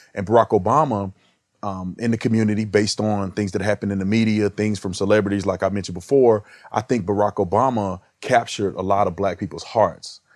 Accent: Texas, United States; growing up in Texas

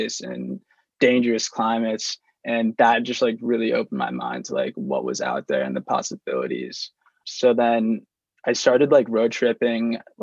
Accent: Lancaster, Pennsylvania, United States; I was born and raised in Lancaster, PA, and I grew up in suburbia

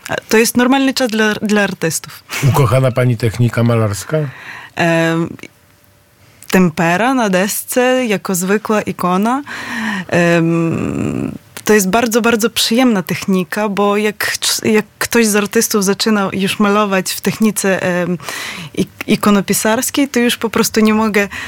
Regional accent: Lviv, Lviv Oblast, Ukraine; Polish is a second language; now in Poland; Z Lwowa.

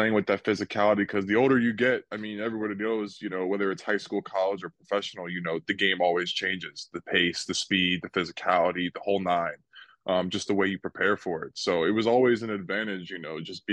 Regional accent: New Jersey, United States; moved away; also born or lived in Fort Myers, Florida; I grew up in New Jersey

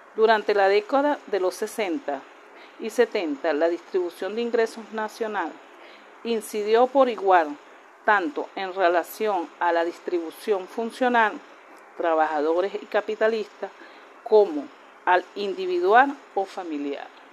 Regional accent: Venezuela

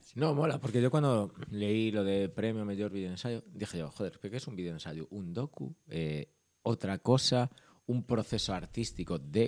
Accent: Ourense, Galicia, Spain; moved away; yo soy de Urense

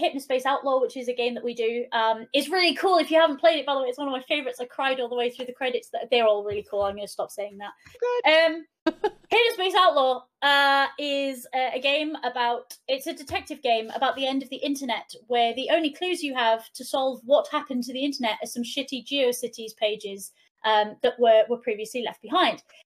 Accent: Wales, United Kingdom; first language Welsh; English is a second language; being a Welsh speaker

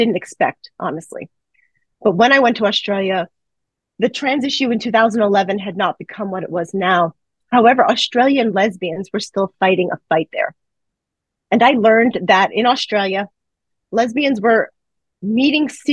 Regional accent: New York City, New York, United States; I grew up in the New York City area

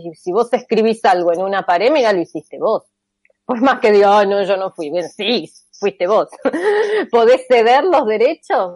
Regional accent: Argentina; yo soy argentina en Argentina

